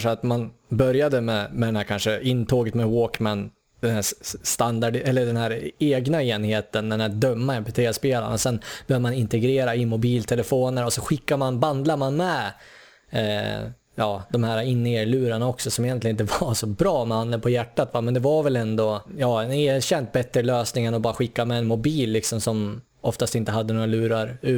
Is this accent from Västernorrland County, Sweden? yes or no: yes; Sundsvall, Västernorrland County, Sweden; moved away; Vi, vi kommer ju från Sundsvall kan vi väl säga i grund och botten. Ja. Det hör man ju från dialekten om inte annat. Av någon anledning så lyckas vi träffas på samma gata i Sydney här